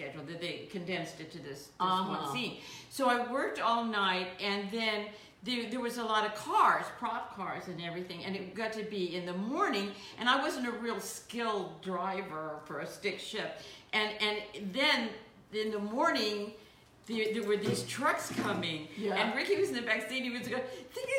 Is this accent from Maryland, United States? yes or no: no; Beverly Hills, California, United States; Well, I grew up in Beverly Hills by osmosis.